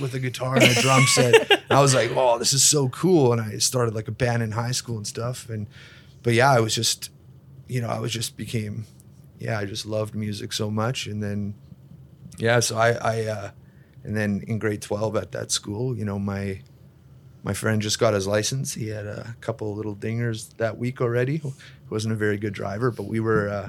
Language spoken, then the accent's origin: English; Kleefeld, Manitoba, Canada; I grew up in Cleefeld, like a few stop signs, tiny town